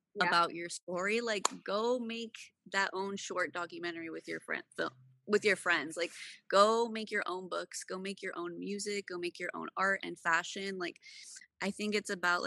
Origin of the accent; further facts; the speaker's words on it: California, United States; I have two Mexican parents that are immigrants. I was born in California